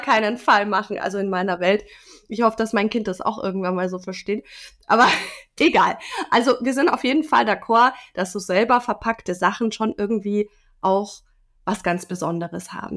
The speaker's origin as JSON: {"language": "German", "country": "Germany", "said": "bei uns in Deutschland"}